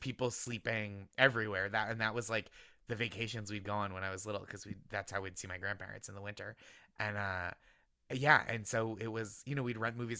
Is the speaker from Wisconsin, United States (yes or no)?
no; Boston suburbs, Massachusetts, United States; I grew up in the Boston suburbs